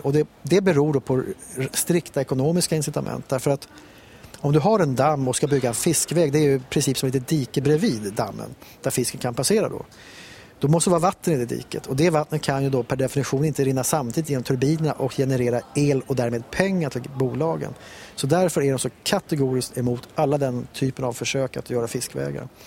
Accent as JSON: {"language": "Swedish", "town": "Stockholm", "region": "Stockholm County", "country": "Sweden", "moved": "as an adult", "lives_now": "Näsåker, Sweden", "said": "jag är själv stockholmare"}